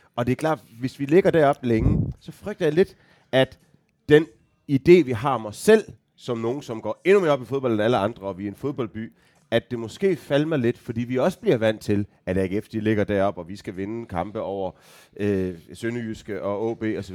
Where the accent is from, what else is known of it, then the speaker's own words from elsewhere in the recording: Aarhus, Central Denmark Region, Denmark; jeg er født og opvokset i Aarhus, 10 minutters gang fra øh, stadion